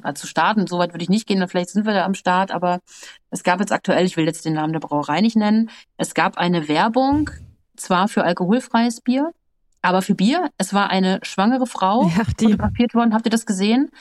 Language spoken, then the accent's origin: German; North Rhine-Westphalia, Germany; ich bin ein Landkind, ne, ich bin schön in Westfalen auf dem Land groß geworden